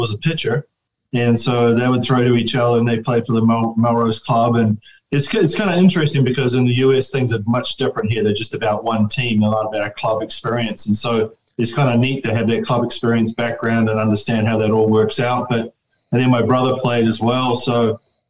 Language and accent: English; Wellington, New Zealand; moved away as an adult; also born or lived in Bakersfield, California; now in United States; I was born in Wellington, of course, but lived in what they call Vogeltown area, which is like Brooklyn, so in the hills, and quite away from Mirama, so to speak